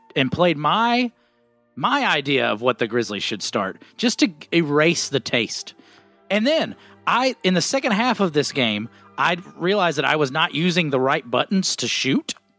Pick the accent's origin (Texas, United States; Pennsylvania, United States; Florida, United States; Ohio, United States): Pennsylvania, United States; Philadelphia; moved away; also born or lived in Atlanta; I grew up in Philadelphia.